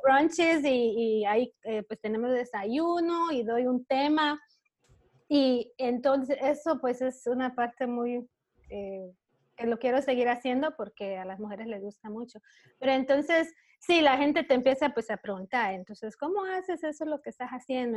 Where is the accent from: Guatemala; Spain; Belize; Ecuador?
Belize; moved away as an adult; now in Chicago, United States; yo originalmente soy de Belice